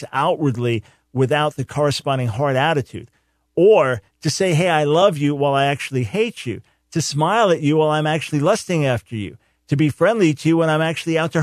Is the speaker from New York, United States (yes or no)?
yes; Island Park, New York, United States; I grew up in Island Park, not far from there, right next to Long Beach